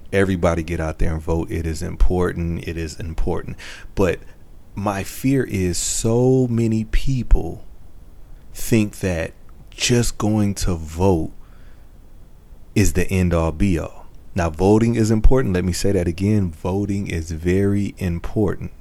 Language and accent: English; Michigan, United States; I'm from Michigan